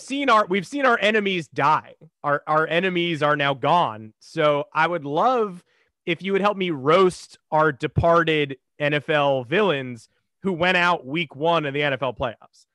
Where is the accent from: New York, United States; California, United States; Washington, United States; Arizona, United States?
New York, United States; I'm from New York.